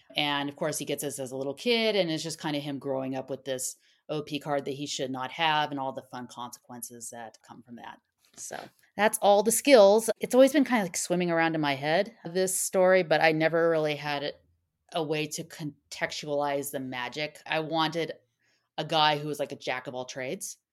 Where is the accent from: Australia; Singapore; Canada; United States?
United States; Southern California; accent: SoCal; my SoCal accent